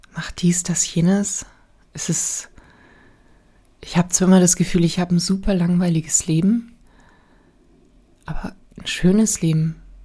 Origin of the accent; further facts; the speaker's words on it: Bavaria, Germany; bei uns in Bayern